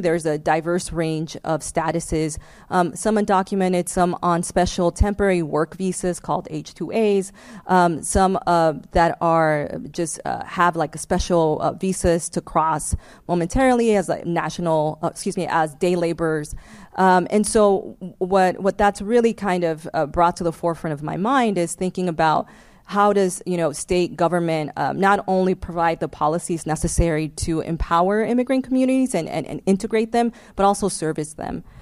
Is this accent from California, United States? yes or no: yes; Los Angeles, California, United States; I was born and raised in Los Angeles uh, to a single mom um, who fled El Salvador in the mid 1980s